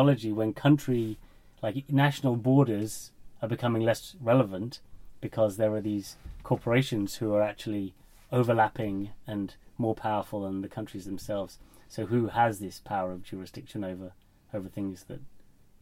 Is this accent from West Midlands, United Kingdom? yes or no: no; London, United Kingdom; now in Kiel, Germany; I come from London